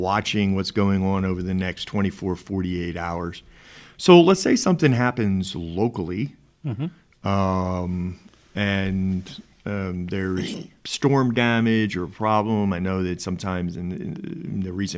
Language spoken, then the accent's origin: English; New Jersey, United States; now in Texas, United States; I come from New Jersey